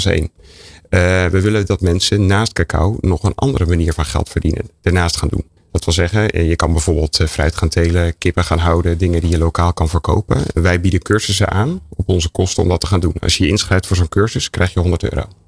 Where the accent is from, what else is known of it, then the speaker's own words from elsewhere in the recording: North Holland, Netherlands; ik kom uit Noord-Holland. Sint Maarten, we gingen als klein kind langs de deur